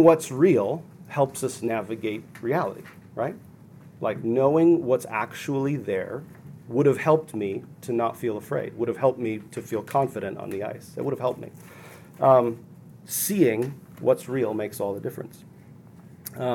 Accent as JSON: {"language": "English", "region": "Minnesota", "country": "United States", "tie": "born or raised there", "said": "I grew up in Minnesota"}